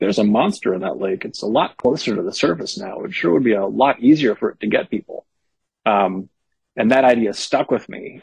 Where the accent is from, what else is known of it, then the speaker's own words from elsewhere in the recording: Berkeley, California, United States; I grew up in Berkeley in the 70s and 80s.